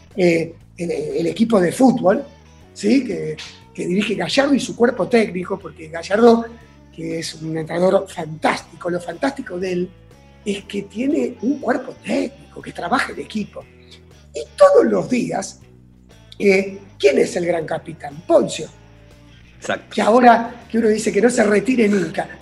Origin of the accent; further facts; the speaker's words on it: Buenos Aires, Argentina; a los nueve años nos mudamos a Núñez.